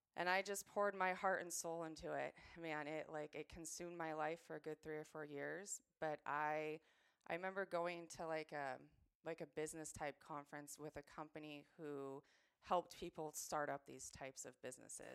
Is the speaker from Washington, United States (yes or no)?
yes; Washington, United States; you're a Washingtonian